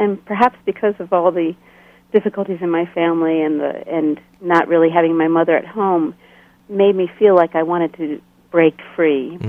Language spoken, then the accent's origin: English; outside Philadelphia, Pennsylvania, United States; moved away as an adult; also born or lived in Bolivia / Switzerland; now in Lancaster, United States; I grew up in Pennsylvania, a short distance out of Philadelphia, on what they call the main line.